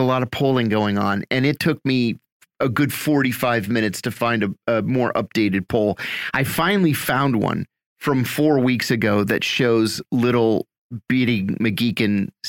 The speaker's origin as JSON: {"language": "English", "region": "Pennsylvania", "country": "United States", "said": "I'm from Pennsylvania, of course."}